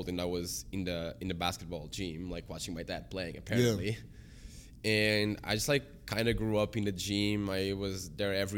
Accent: Portugal; now in Canada; I grew up there

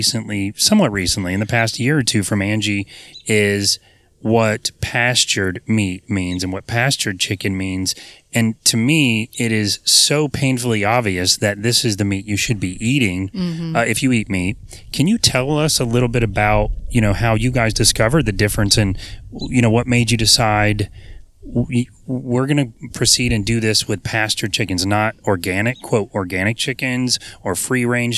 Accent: the South, United States; I'm from the South

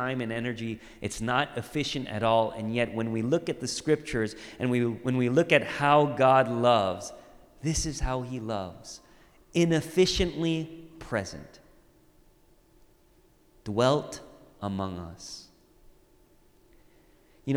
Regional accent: Orange County, California, United States; When I was growing up, I grew up in Orange County

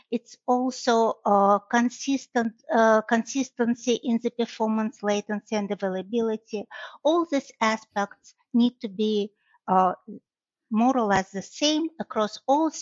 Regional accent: Russia; moved away as an adult; now in Michigan, United States; Originally, I'm from Russia, but I live in Michigan for more than 25 years

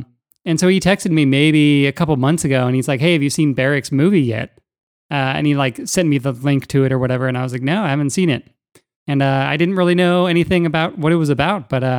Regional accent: near Dublin, California, United States; I was going to this youth group and this church, this Christian church, where I grew up near Dublin, California.

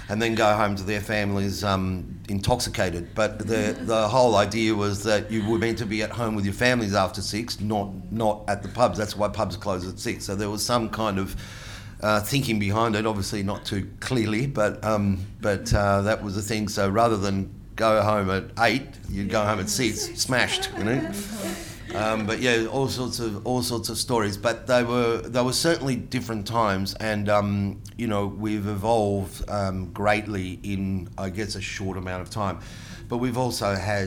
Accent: Melbourne, Victoria, Australia; accent: Aussie; first language Italian; English is a second language; I was born here

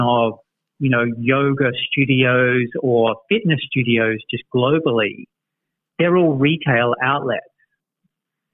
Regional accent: Australia; now in United States; resident Aussie in the NuORDER office

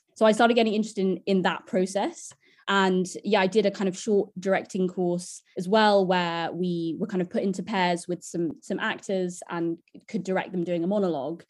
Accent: London, United Kingdom; I grew up in Camden

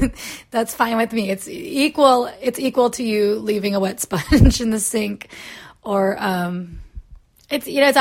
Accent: United States; moved away; also born or lived in Florida / Kansas; I grew up in Florida and in Kansas, both places very rich in y'all culture

